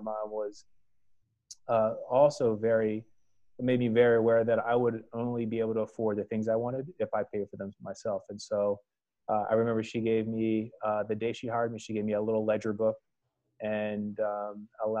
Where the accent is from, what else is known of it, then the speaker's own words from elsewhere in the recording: outside Philadelphia, New Jersey, United States; moved away as an adult; also born or lived in Annapolis, Maryland; I am originally from Philadelphia, or outside of Philadelphia in South Jersey.